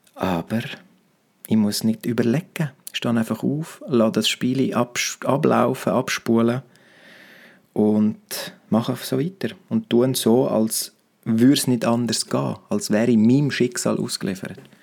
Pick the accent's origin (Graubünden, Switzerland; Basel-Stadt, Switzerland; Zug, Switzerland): Graubünden, Switzerland; Romansh; first language Romansh; German is a second language; meiner Muttersprache Romanisch